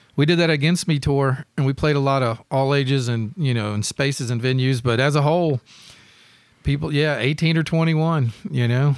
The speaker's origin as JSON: {"language": "English", "town": "Memphis", "region": "Tennessee", "country": "United States", "tie": "born or raised there", "said": "growing up in Memphis"}